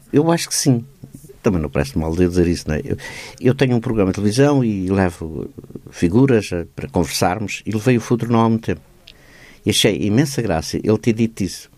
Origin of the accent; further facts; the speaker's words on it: Cruz de Pau, Setúbal, Portugal; Eu vivia na Cruz de Pá